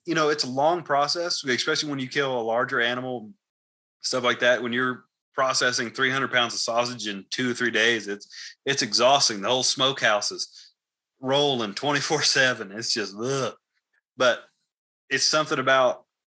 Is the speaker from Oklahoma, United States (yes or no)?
no; Texas, United States; now in Idaho, United States; growing up in Texas